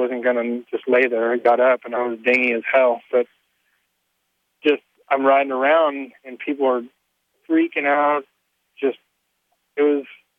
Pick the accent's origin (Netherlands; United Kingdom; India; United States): United States; Simi Valley, California; I was from Simi